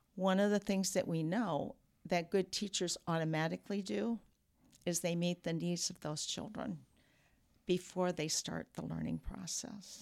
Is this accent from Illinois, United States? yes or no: yes; Peoria, Illinois, United States; moved away as an adult; also born or lived in DeKalb, Illinois; now in Rockford, United States; I grew up in Peoria